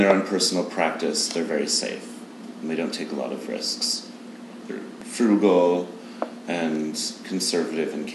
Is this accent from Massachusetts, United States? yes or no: yes; Massachusetts, United States; moved away as an adult; also born or lived in New York / Boston; now in Los Angeles, United States; I grew up in Massachusetts.